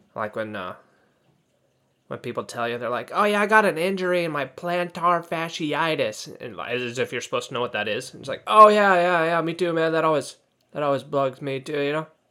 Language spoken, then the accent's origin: English; United States; I don't speak British English, you know. I'm from America